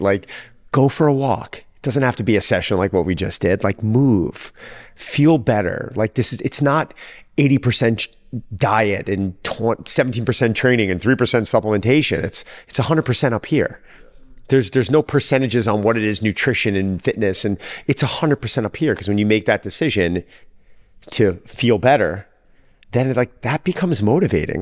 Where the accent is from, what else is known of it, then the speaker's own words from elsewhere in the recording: Long Island, New York, United States; I was from New York. lived in Long Island